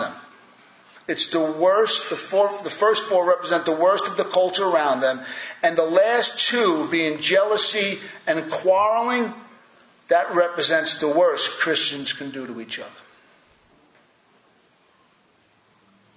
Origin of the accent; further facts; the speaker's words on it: United States; I was born in America